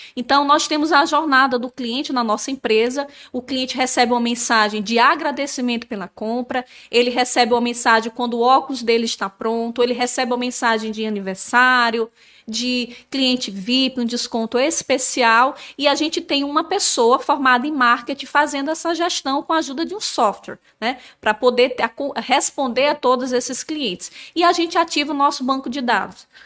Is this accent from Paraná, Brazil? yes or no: no; São Luís, Maranhão, Brazil; moved away; also born or lived in Natal; eu nasci em Natal, mas nós morávamos em São Luís do, do, Maranhão